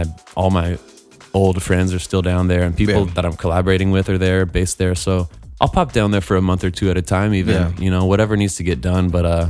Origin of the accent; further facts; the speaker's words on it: Los Angeles, California, United States; I'm from Los Angeles. I come from a long line of musicians. Let's see. My mom's family was Bay Area jazz musicians.